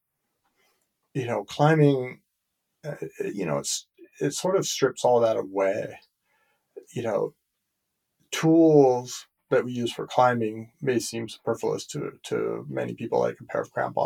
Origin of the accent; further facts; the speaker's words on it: United States; I'm speaking as an American